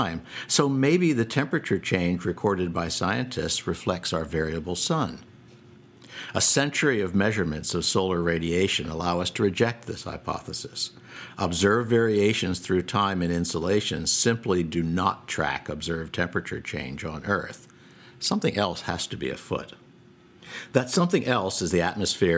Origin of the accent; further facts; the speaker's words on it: Boston, Massachusetts, United States; Boston, my hometown